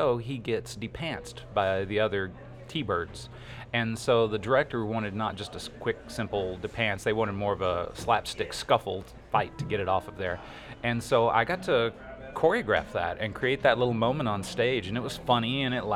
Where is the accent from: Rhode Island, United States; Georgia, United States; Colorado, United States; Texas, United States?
Texas, United States; Corsicana; I grew up near Corsicana